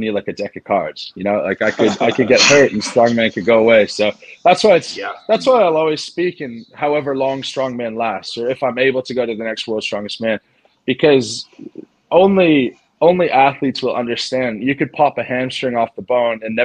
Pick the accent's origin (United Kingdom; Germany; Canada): Canada; moved away as an adult; when I moved back to Canada to start the practice